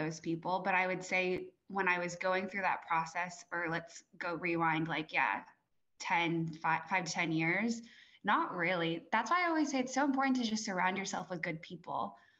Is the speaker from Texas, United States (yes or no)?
no; Fremont, California, United States; moved away as an adult; also born or lived in St. Louis, Missouri / Atlanta / New York; really grew up in California, went to Mission San Jose High School, if people are familiar with it, And honestly, like Fremont is just, it's a pretty Asian, like predominantly Asian community, which I think is super unique.